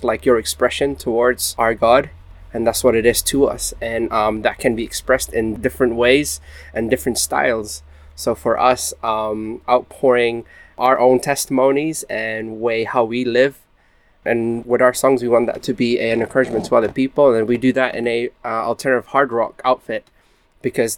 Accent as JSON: {"language": "English", "country": "Belgium", "tie": "born or raised there", "also_born_or_lived": "Philippines", "moved": "as an adult", "lives_now": "Coventry, United Kingdom", "said": "I'm originally from the Philippines, but I grew up in Belgium my whole life."}